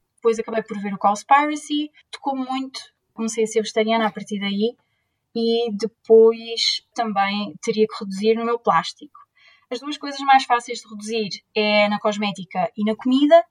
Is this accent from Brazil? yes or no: no; Leiria, Centro, Portugal; moved away as an adult; also born or lived in Lisbon / Barcelona / Coimbra; now in Groningen, Netherlands; Eu sou de Leiria